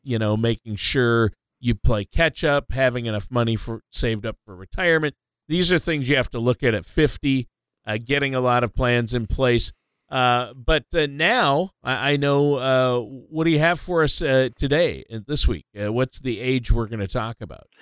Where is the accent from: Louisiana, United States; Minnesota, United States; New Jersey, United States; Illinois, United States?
Minnesota, United States; moved away; my home state of Minnesota